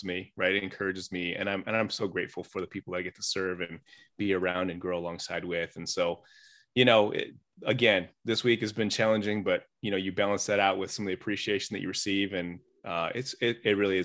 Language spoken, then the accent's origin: English; Chicago, Illinois, United States; growing up in the Chicago area